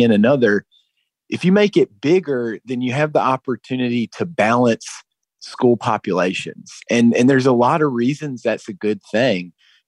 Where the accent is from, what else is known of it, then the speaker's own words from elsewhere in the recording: North Carolina, United States; now in San Diego, United States; I've been covering education here for a little more than 3 years, and I'm from North Carolina.